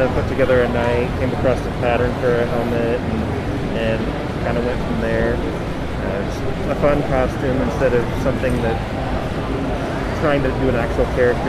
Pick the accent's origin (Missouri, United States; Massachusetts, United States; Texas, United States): Missouri, United States; Kansas City; I'm from Kansas City here.